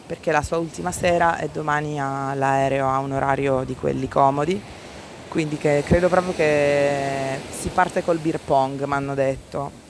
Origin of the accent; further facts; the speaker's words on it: Cologne, North Rhine-Westphalia, Germany; accent: Cologne; lo dirò con il mio accento di eh, Colonia, come hai sentito.